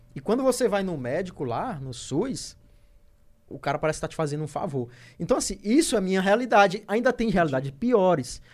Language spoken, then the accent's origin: Portuguese; Teresina, Piauí, Brazil; Norte, que é de onde eu venho. Eu moro, eu moro, eu moro debaixo do aeroporto